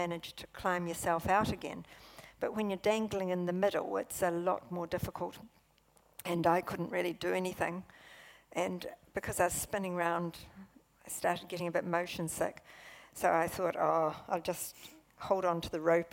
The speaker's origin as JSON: {"language": "English", "town": "Invercargill", "region": "Southland", "country": "New Zealand", "tie": "born or raised there", "also_born_or_lived": "Palmerston North", "moved": "as an adult", "said": "I came from Invercargill."}